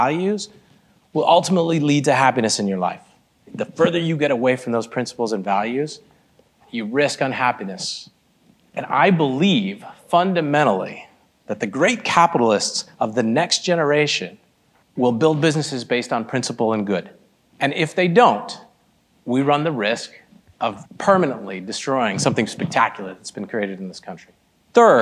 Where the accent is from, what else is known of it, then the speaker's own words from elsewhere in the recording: Michigan, United States; also born or lived in Boston, Massachusetts; I was born in Boston, Massachusetts, spent my life mostly in the Midwest, in the great Midwest, in Michigan, and was raised by two Indian immigrants